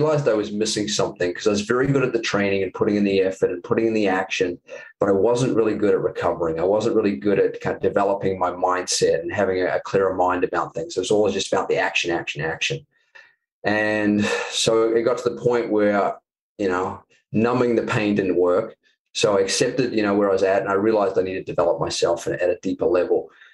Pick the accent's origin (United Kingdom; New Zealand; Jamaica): New Zealand; moved away as an adult; I'm from New Zealand